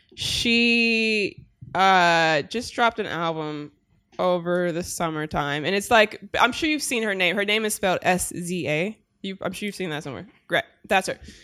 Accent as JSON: {"language": "English", "town": "Long Beach", "region": "California", "country": "United States", "said": "I'm from Long Beach"}